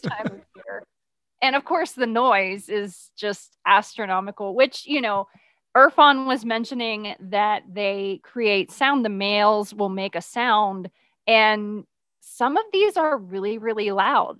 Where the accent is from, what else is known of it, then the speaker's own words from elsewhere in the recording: Midwest, United States; now in Texas, United States; I grew up in the Midwest